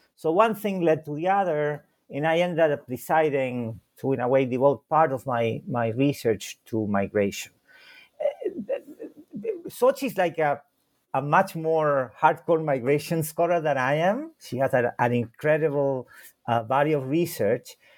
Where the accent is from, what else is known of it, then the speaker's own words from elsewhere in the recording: Santiago, Santiago Metropolitan Region, Chile; first language Spanish and German; English is a second language; now in Chicago, United States; I was born in Santiago de Chile